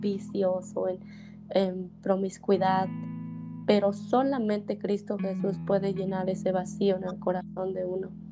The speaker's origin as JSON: {"language": "Spanish", "town": "Teococuilco", "region": "Oaxaca", "country": "Mexico", "tie": "born or raised there", "said": "yo nací en un pueblito ahora pequeño que se llama Teocuilco"}